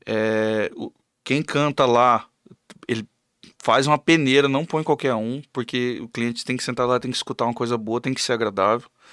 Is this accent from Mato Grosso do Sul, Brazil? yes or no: yes; Camapuã, Mato Grosso do Sul, Brazil; eu sou de Camapuã também